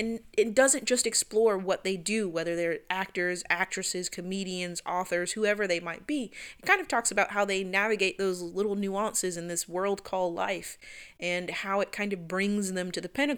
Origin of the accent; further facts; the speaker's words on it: West Palm Beach, Florida, United States; now in Jacksonville, United States; I'm originally from West Palm